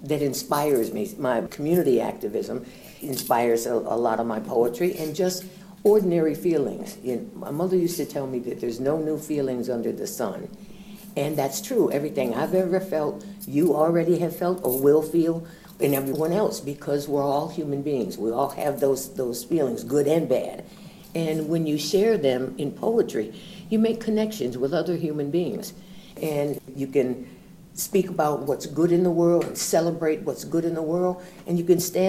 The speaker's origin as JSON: {"language": "English", "town": "Elmira", "region": "New York", "country": "United States", "tie": "born or raised there", "also_born_or_lived": "Syracuse, New York", "said": "I was born in Syracuse, and we moved when I was four to Elmira, New York"}